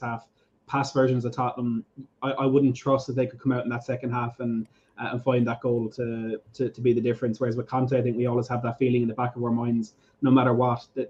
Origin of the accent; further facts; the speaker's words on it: Ireland; even as an Irishman